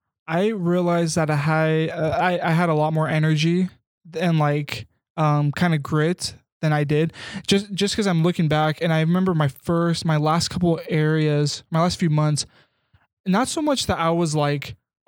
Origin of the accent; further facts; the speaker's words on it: Kansas, United States; I grew up in Kansas.